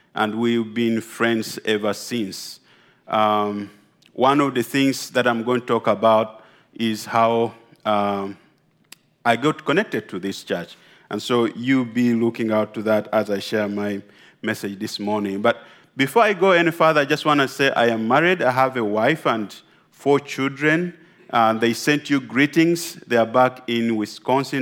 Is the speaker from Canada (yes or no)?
no; Uganda; I come from Uganda.